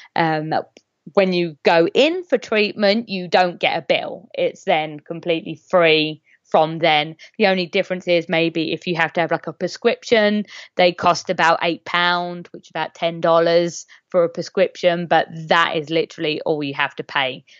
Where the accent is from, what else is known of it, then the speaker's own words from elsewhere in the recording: England, United Kingdom; I'm English